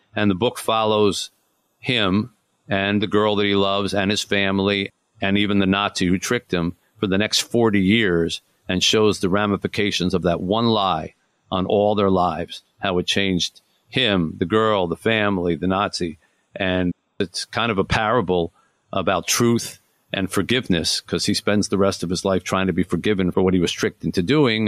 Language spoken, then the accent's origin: English; Detroit, Michigan, United States; my hometown here of Detroit